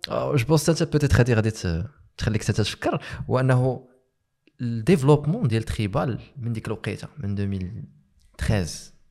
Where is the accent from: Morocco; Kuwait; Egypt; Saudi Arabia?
Morocco; حنا عندنا في المغرب